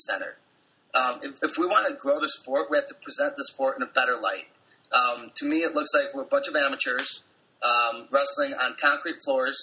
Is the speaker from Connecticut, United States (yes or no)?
no; Cleveland, Ohio, United States; I'm from Cleveland